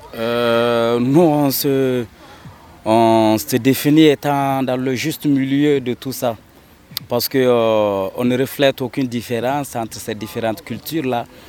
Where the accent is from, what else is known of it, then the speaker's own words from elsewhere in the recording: Mali; en tant que Malien, Africain